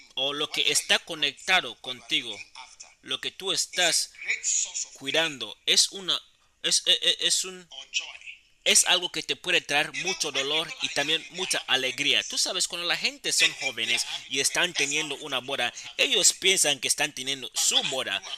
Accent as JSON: {"language": "Spanish", "town": "Accra", "region": "Greater Accra", "country": "Ghana", "tie": "born or raised there", "said": "yo crecí en Accra y empecé a predicar"}